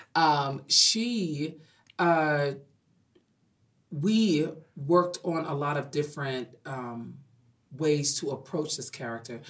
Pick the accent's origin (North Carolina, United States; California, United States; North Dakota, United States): North Carolina, United States; Cary; also born or lived in Raleigh, North Carolina; now in New York City, United States; I'm from Raleigh. Well, if you know North Carolina, I'm from Cary, North Carolina